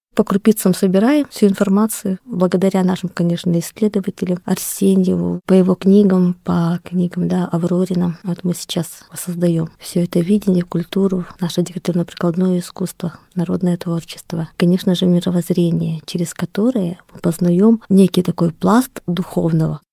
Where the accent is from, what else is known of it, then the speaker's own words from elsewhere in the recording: Oroch people of Khabarovsk Krai, Russia; так как сама принадлежу коренному малочисленному народу Хабаровского края к орочам.